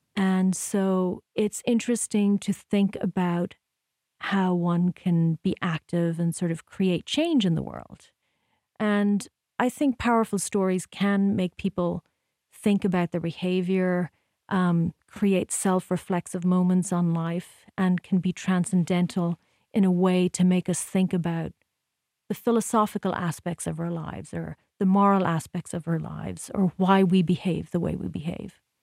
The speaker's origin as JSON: {"language": "English", "country": "Ireland", "tie": "born or raised there", "also_born_or_lived": "New York", "moved": "as an adult", "lives_now": "United States", "said": "growing up in Ireland"}